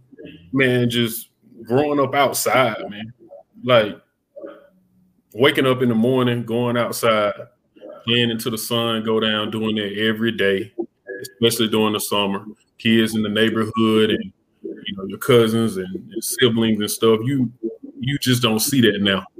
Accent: Greenwood, South Carolina, United States; I'm originally from Greenwood, South Carolina, small town

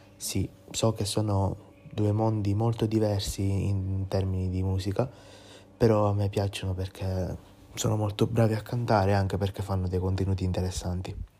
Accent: Ispica, Sicily, Italy; vengo da Ispica, che è un piccolo paesino della Sicilia

